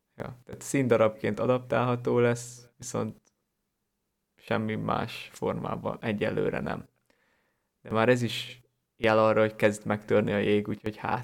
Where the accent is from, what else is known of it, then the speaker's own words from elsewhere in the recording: Hungary; lehet, hogy én is valamilyen szűkített élettérből származom, vagy Magyarország nekem túl szűk